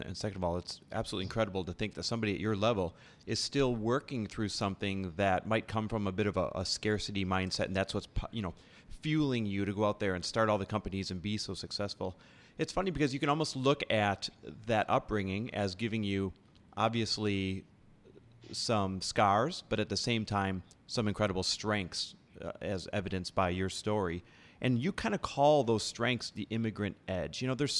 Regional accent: Midwest, United States; here I am raised in the Midwest in a middle-class family

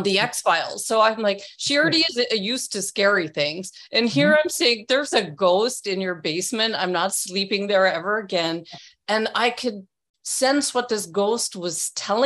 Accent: England, United Kingdom; I was born in England

